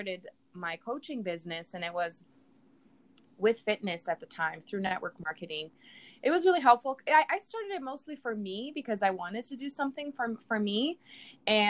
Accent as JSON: {"language": "English", "country": "Brazil", "tie": "born or raised there", "second_language": "English", "moved": "as an adult", "lives_now": "United States", "said": "I'm from Brazil. I was born and raised down there."}